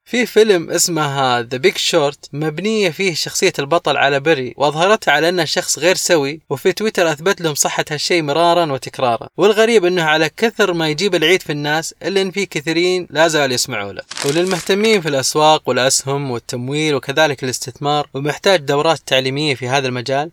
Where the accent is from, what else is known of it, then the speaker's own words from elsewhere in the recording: Saudi Arabia; عندنا في السعودية